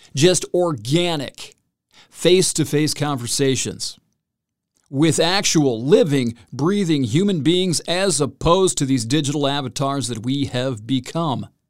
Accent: Salinas, California, United States; those folks from Salinas, as I like to talk about, my hometown

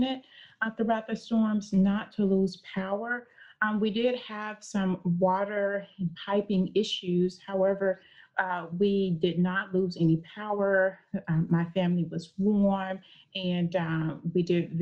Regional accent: Arkansas, United States; I was born and raised in Arkansas

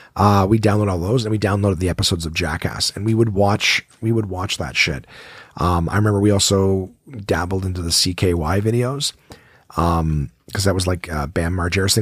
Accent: Ottawa, Ontario, Canada; I born and raised in Ottawa

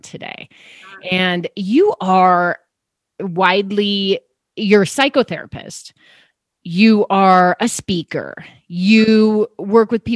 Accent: Chicago, Illinois, United States; now in Colorado, United States; I grew up in Chicago, and now I live in Colorado

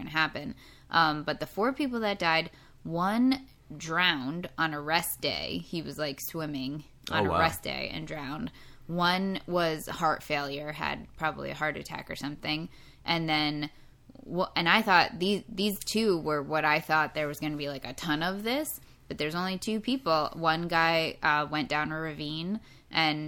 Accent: United States; we're American

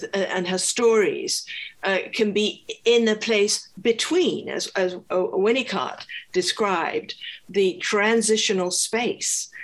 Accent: Scotland, United Kingdom; I was from Scotland.

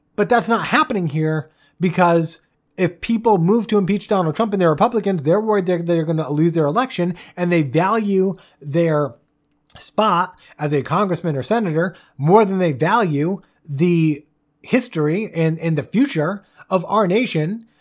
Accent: United States; as an American

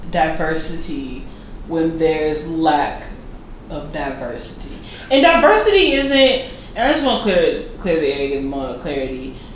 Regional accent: United States; as an American

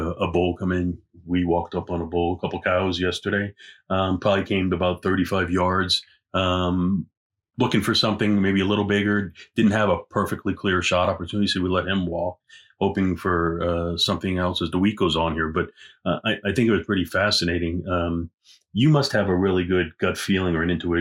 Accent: Pennsylvania, United States; I come from Pennsylvania, where if a deer sees you and the deer is 25 yards off the road, no self-respecting deer stands around

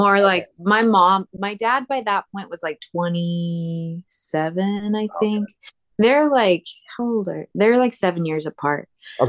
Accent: Cheyenne, Wyoming, United States; also born or lived in Morristown, New Jersey, United States / Laramie, Wyoming, United States; I was born in Morristown, New Jersey, and lived there until I was about 8 years old, and then moved to Cheyenne, Wyoming, and lived there until I went to Laramie for school.

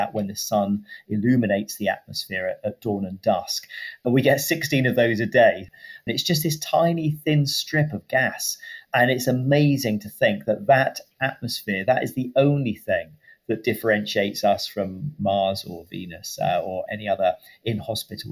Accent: United Kingdom; I'm a British astronaut working for the European Space Agency

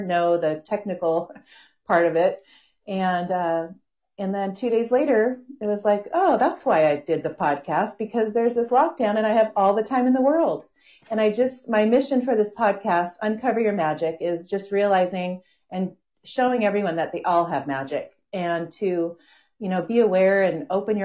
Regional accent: Washington, United States; now in San Diego, United States; I live in San Diego. I was raised up in Washington State

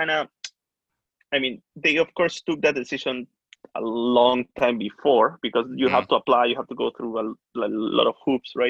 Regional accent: Peru; now in Canada; I'm from Peru originally, but me and my family moved to Canada back in 2006. I lived there, then went back to Peru, and right now I'm back in Canada.

